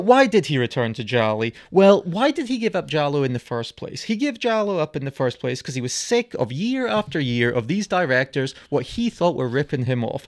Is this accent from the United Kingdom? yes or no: yes; United Kingdom; We are of this nationality